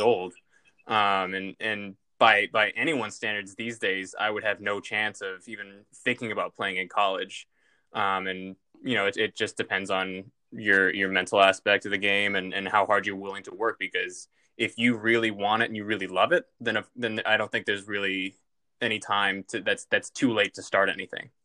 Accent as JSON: {"language": "English", "town": "Lexington", "region": "Massachusetts", "country": "United States", "tie": "born or raised there", "said": "my hometown of Lexington, Massachusetts"}